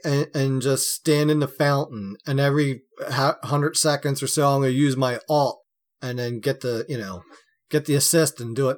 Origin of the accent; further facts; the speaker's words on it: United States; I'm being American here.